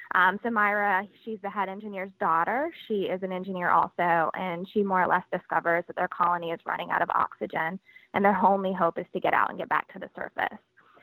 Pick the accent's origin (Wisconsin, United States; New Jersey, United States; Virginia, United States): Virginia, United States; now in Los Angeles, United States; And I'm from Virginia, so it's nice to come home to my hometown.